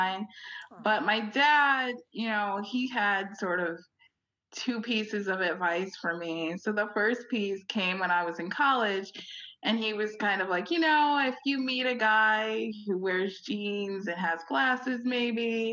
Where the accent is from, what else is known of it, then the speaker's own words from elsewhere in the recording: Chicago, Illinois, United States; also born or lived in Michigan; I grew up substantially in Chicago